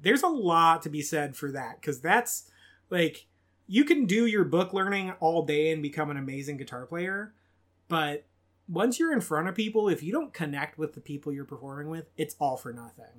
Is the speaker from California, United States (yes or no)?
yes; Bakersfield, California, United States; I'm from Bakersfield, California, and that is the home of …